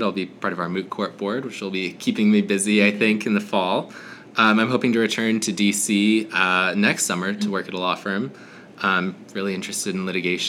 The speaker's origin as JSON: {"language": "English", "region": "Minnesota", "country": "United States", "said": "I'm from Minnesota originally"}